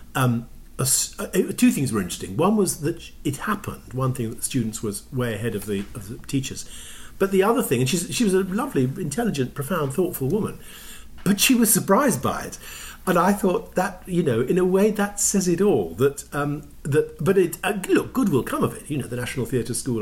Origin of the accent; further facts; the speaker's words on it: England, United Kingdom; now in Toronto, Canada; as an English person